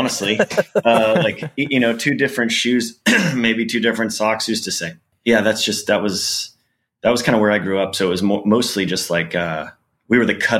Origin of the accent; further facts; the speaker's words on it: Weatherford, Texas, United States; like I'm from Tarrant County, And that's like the Fort Worth area.